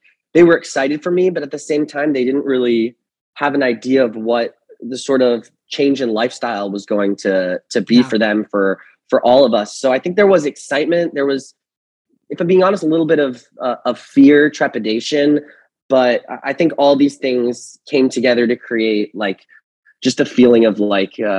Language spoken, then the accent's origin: English; Fair Lawn, New Jersey, United States; I grew up in Fairlawn, New Jersey, which is like 20 minutes outside of Manhattan